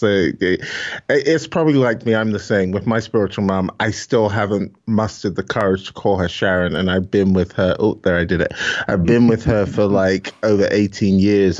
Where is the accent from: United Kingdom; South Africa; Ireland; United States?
United Kingdom; Glasgow, Scotland; accent: Scottish; also born or lived in Nigeria; I grew up in Glasgow